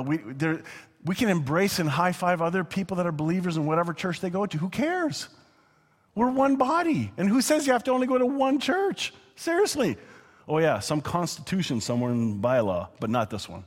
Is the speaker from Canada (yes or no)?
yes; Canada; I'm not just saying that as a Canadian